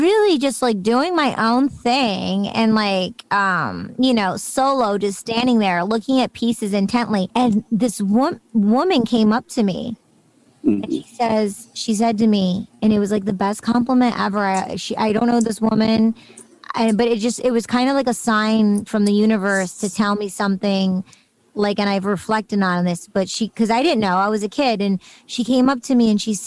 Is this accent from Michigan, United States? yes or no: yes; Michigan, United States; moved away; also born or lived in Beverly Hills, California / London; I grew up going to school in Michigan, and then I grew up in Beverly Hills in California.